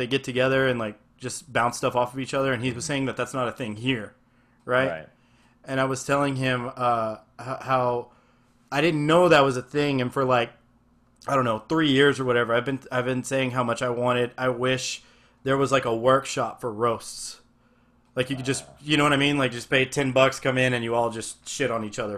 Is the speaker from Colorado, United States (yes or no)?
no; Texas, United States; I'm really proud of myself as a Texan